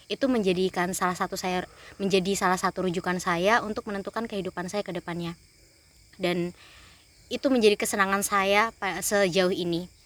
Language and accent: Indonesian; Timika, Central Papua, Indonesia; meskipun saya berasal dari Timika Papua, saya punya teman yang asli dari Malang, Surabaya, bahkan Bandung, bahkan sampai Lampung